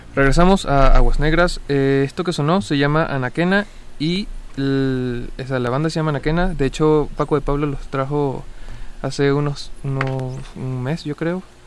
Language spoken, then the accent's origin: Spanish; Caracas, Capital District, Venezuela; moved away as an adult; now in Mexico; Caracas es la ciudad donde nací, es la ciudad donde he vivido como la mayoría del tiempo